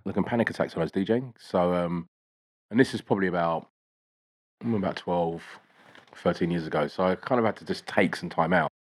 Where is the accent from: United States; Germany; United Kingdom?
United Kingdom; London; I grew up in East Dulwich in, in school in South London.